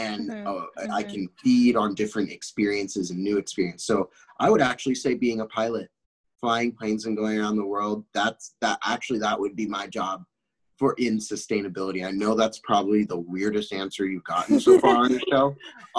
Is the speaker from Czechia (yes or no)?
yes; Czechia; also born or lived in France; I grew up in Europe. I grew up in the Czech Republic. I lived in the Czech Republic for a while, and I also lived in France for a while.